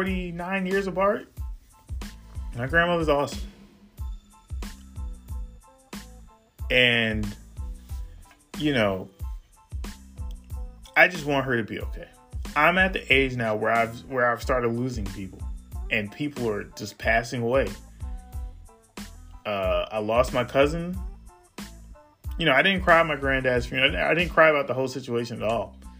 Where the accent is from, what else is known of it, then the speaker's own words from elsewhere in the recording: New York City, New York, United States; I am from far Rockaway, Queens, New York